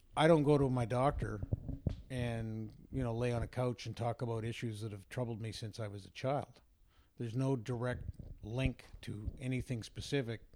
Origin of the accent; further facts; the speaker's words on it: Vancouver, British Columbia, Canada; I grew up in Vancouver